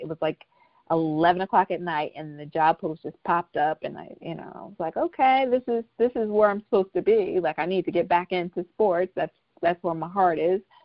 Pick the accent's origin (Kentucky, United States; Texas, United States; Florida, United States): Florida, United States; Tampa; moved away as an adult; now in Los Angeles, United States; I am originally from Tampa, Florida, but I have been in Los Angeles for almost uh, 15 years